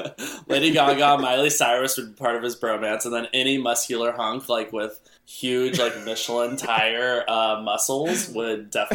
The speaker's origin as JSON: {"language": "English", "town": "Bend", "region": "Oregon", "country": "United States", "moved": "as an adult", "lives_now": "Los Angeles, United States", "said": "I'm from Bend, Oregon, originally. I moved down to LA about 4.5 years ago now."}